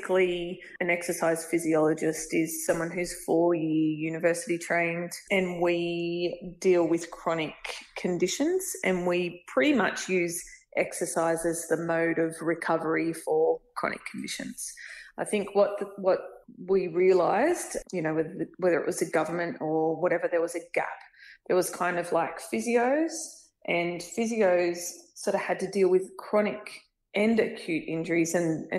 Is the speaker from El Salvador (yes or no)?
no; Bathurst, New South Wales, Australia; also born or lived in Dubbo; I grew up in Bathurst, went to uni in Bathurst